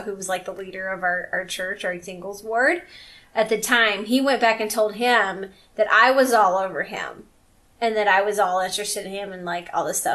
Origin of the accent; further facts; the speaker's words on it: Louisiana, United States; I'm from Louisiana